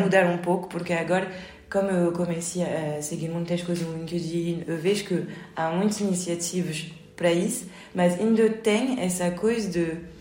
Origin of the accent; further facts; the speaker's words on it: France; Portuguese is a second language; moved away as an adult; now in Portugal; eu aprendi o português há muito tempo, quando eu era pequeno, mas como depois eu sempre vivia em França e nunca pratiquei, eu perdi tudo.